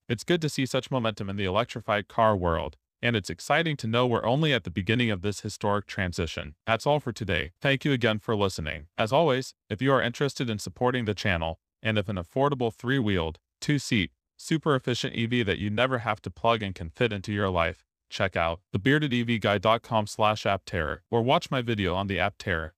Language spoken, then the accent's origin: English; Tennessee, United States; As a current resident of Tennessee, it's exciting to see so much innovation coming to my home state